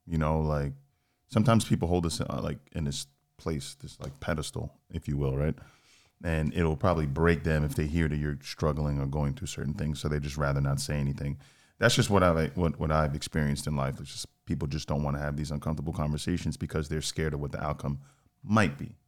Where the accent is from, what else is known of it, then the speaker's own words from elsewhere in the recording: New York City, New York, United States; I'm a New Yorker through and through